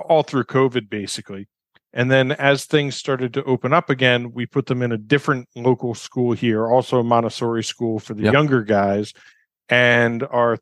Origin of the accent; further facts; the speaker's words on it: New York, United States; moved away as an adult; also born or lived in Barcelona, Spain / London, United Kingdom; now in Costa Rica; my wife and I left New York. We're both from New York in 2002